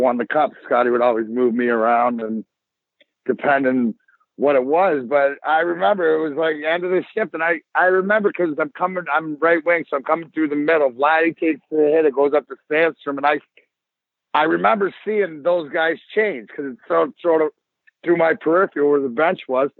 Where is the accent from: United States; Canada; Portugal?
Canada; Leamington, Ontario; I'm from Leamington